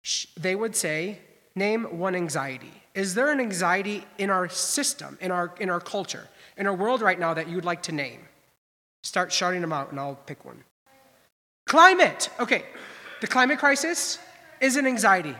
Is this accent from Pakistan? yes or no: no; Midwest, United States; also born or lived in Boston; growing up in the Midwest, you prized to send your kid to a private Lutheran college. My parents did it